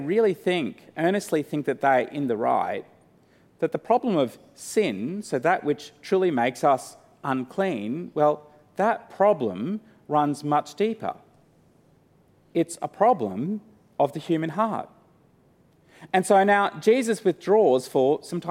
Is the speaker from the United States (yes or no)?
no; Australia; I'm from Australia, but I'm an Antipodean